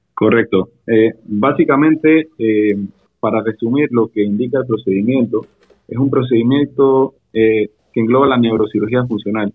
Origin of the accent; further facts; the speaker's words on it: Panama; also born or lived in Panama City, Panama; yo soy panameño, resido en la ciudad, específicamente en el área de Llano Bonito, Juan Díaz.